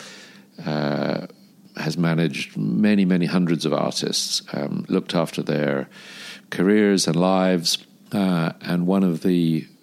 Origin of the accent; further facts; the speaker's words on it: London, United Kingdom; moved away as an adult; also born or lived in South Africa; now in Dubai, United Arab Emirates; I moved to London aged five. I am the son of an author and a music agent. And I grew up initially in London and the UK